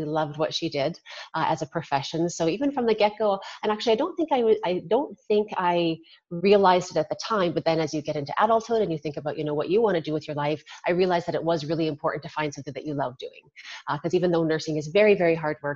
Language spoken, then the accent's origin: English; Regina, Saskatchewan, Canada; I was born and raised in Regina, Saskatchewan